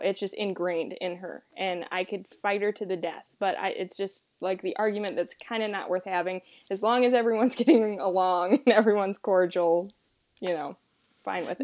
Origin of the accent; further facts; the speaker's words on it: Rock Hill, South Carolina, United States; I'm from Rock Hill, South Carolina